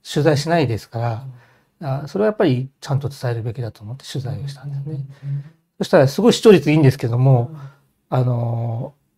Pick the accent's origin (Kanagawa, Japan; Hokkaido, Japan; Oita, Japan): Hokkaido, Japan; moved away; also born or lived in Nishikasai, Tokyo; 北海道の故郷を戻って